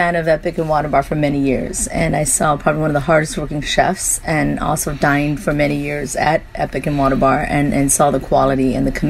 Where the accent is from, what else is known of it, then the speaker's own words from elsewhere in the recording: Midwest, United States; moved away; growing up in the Midwest